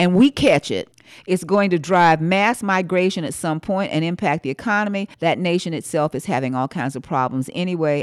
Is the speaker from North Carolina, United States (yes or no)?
yes; Winston-Salem, North Carolina, United States; I'm from Winston-Salem, where R J Reynolds